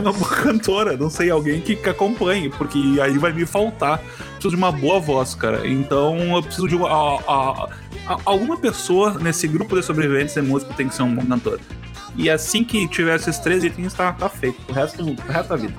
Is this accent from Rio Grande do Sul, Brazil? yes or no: yes; Rio Grande do Sul, Brazil; trazer uma um pouco aqui para minha terra